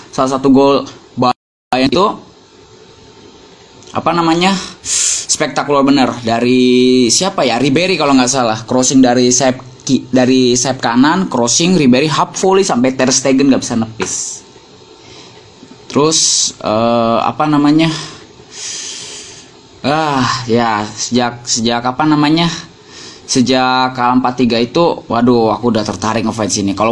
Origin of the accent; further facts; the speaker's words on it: Bogor Regency, West Java, Indonesia; bahkan ada di daerahku Kabupaten Bogor